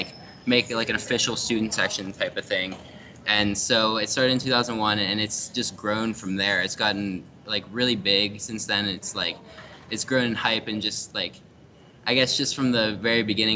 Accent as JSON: {"language": "English", "town": "Pittsburgh", "region": "Pennsylvania", "country": "United States", "tie": "born or raised there", "said": "I'm from Pittsburgh originally"}